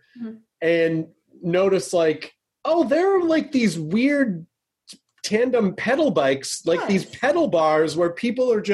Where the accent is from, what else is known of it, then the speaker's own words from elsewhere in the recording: Memphis, Tennessee, United States; also born or lived in Nashville; I grew up in Memphis